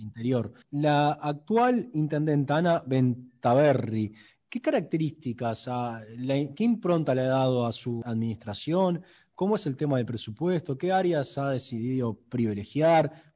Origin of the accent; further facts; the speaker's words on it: Rocha, Uruguay; Yo Soy de Rocha